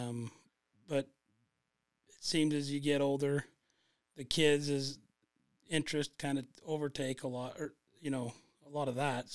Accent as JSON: {"language": "English", "town": "Gunnison", "region": "Utah", "country": "United States", "tie": "born or raised there"}